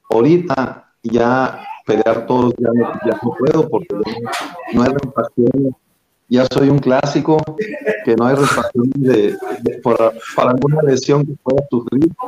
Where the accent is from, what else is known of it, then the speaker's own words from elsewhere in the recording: Cuauhtémoc, Chihuahua, Mexico; also born or lived in Río Palacio; yo soy oriundo de Río Palacio, Chihuahua. De jovencito me, llevaron mis padres a vivir a Cuauhtémoc.